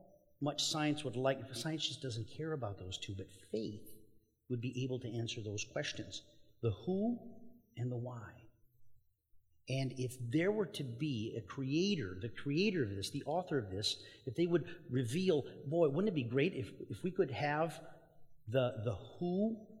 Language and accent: English; Mexico; moved away; I grew up in Mexico